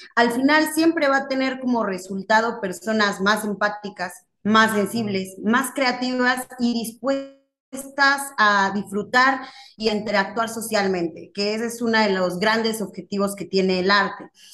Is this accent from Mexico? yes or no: yes; Mexico; tenemos como sociedad mexicana